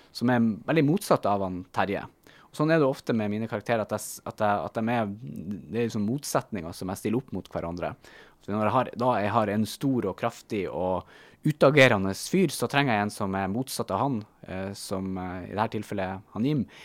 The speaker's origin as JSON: {"language": "Norwegian", "town": "Bodø", "region": "Nordland", "country": "Norway", "tie": "born or raised there", "moved": "yes", "said": "Hunstad, eh, utenfor Bodø, der jeg har vokst opp"}